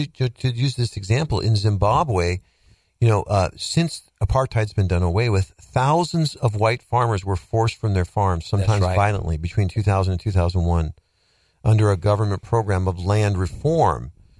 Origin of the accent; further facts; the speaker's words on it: United States; I'm an American.